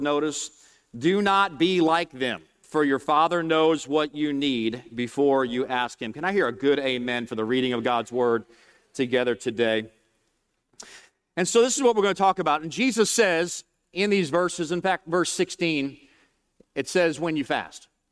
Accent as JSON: {"language": "English", "town": "New Orleans", "region": "Louisiana", "country": "United States", "said": "I'm from New Orleans, just outside of New Orleans"}